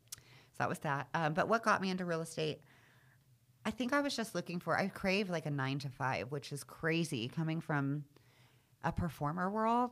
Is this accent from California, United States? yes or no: yes; Redondo Beach, California, United States; also born or lived in Beverly Hills, California / Palos Verdes, California; I spent the most of my, like, childhood and then teen years in, like, Redondo Beach or Palos Verdes, California.